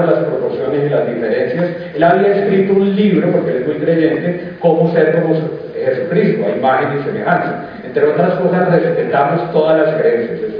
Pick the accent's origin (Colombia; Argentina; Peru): Colombia; nosotros venimos de Colombia.